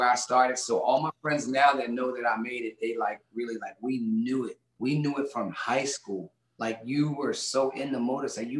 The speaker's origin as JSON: {"language": "English", "town": "Philadelphia", "region": "Pennsylvania", "country": "United States", "tie": "born or raised there", "said": "Gang war was big time when I was growing up in Philly and in Southwest Philadelphia"}